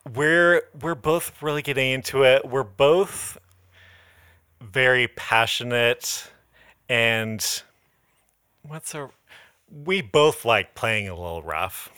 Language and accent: English; Modesto, California, United States; now in Los Angeles, United States; when I go back to Modesto